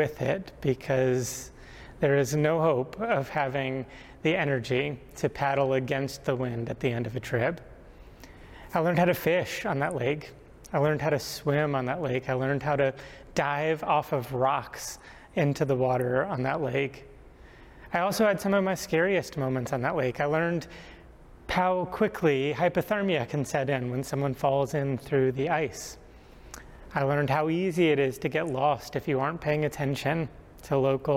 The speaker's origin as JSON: {"language": "English", "region": "Rhode Island", "country": "United States", "tie": "born or raised there", "said": "Growing up in Rhode Island"}